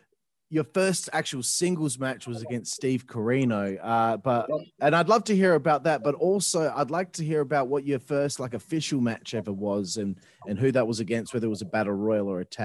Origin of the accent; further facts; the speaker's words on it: Australia; Look, I'm Australian.